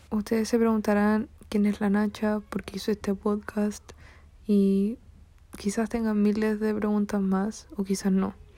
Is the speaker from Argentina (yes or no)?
no; Chile; soy de Chile